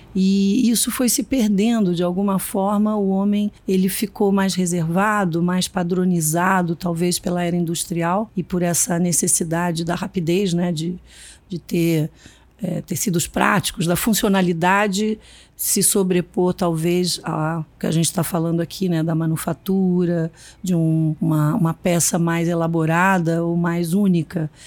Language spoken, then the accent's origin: Portuguese; Minas Gerais, Brazil; eu sou mineira também